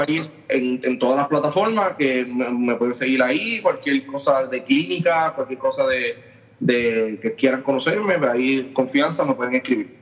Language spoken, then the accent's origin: Spanish; Aguadilla, Puerto Rico; soy natural de Aguadilla, Puerto Rico.